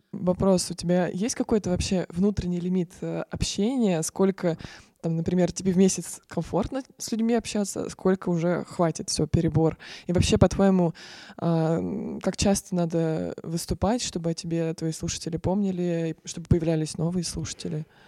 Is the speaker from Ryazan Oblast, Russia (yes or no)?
yes; Ryazan, Ryazan Oblast, Russia; мы вообще из Рязани